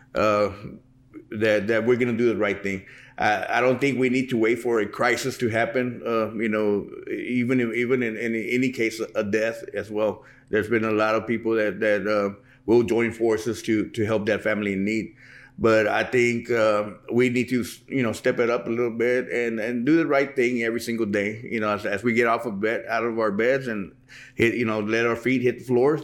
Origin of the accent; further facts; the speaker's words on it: Pearsall, Texas, United States; I was born and raised here in Pearsall